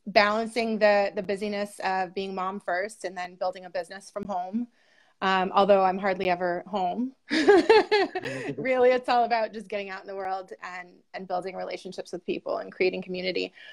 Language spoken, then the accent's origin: English; Buffalo, New York, United States; now in Seneca Falls, United States; originally in Buffalo, New York, and right now I'm in the Finger Lakes. I'm in Seneca Falls